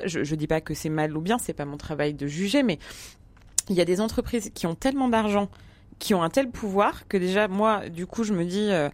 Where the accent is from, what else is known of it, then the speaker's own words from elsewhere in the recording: Paris, Île-de-France, France; je suis parisienne, trentenaire